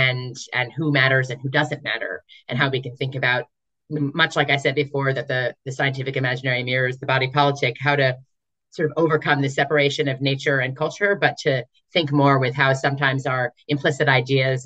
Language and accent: English; United States; for me as an American working on this project